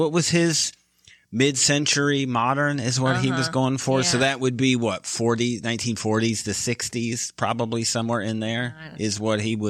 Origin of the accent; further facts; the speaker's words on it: Midwest, United States; because I only have my experience from growing up in the Midwest.